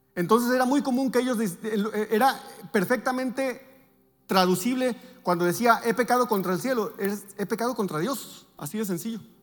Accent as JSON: {"language": "Spanish", "town": "Navojoa", "region": "Sonora", "country": "Mexico", "moved": "yes", "said": "nosotros vivimos, venimos de Navojoa"}